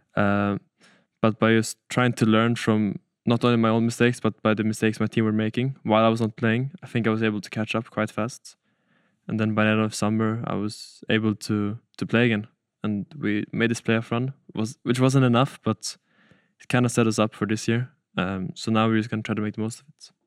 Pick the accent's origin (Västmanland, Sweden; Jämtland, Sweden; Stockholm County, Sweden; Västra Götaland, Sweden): Stockholm County, Sweden; Stockholm; I come from Stockholm in Sweden